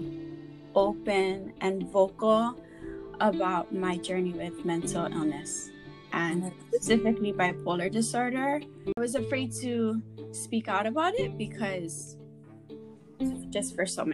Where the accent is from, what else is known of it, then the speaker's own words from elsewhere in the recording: Honolulu, Hawaii, United States; also born or lived in Wahiawa Heights; Was born and raised in Honolulu, but now live in Wahiawa Heights